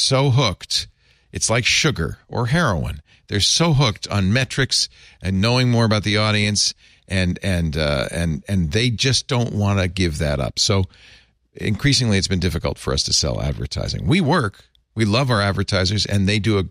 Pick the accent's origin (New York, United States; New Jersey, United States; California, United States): New York, United States; I grew up in New York